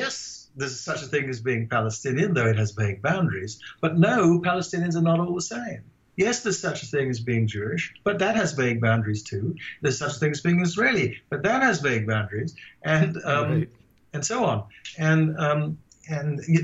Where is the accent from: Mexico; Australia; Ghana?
Ghana; also born or lived in England; now in United States; I grew up in Ghana